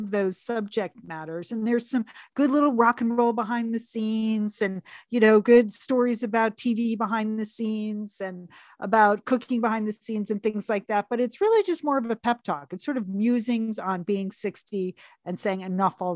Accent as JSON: {"language": "English", "region": "New York area", "country": "United States", "tie": "born or raised there", "moved": "yes", "lives_now": "Los Angeles, United States", "said": "growing up in New York area"}